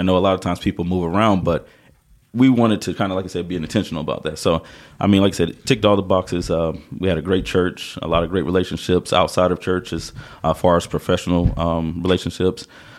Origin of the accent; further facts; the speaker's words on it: Southern Pines, North Carolina, United States; moved away as an adult; also born or lived in Morganton, North Carolina; now in Hickory, United States; Originally Southern Pines, out near Pinehurst, Fayetteville area.